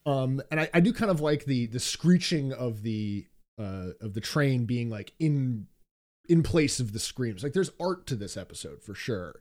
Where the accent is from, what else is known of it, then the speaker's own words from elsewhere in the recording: New York City, New York, United States; being a New Yorker